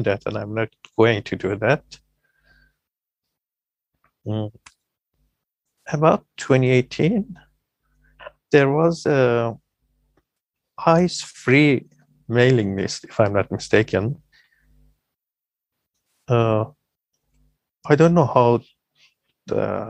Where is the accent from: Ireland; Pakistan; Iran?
Iran; I am … from Iran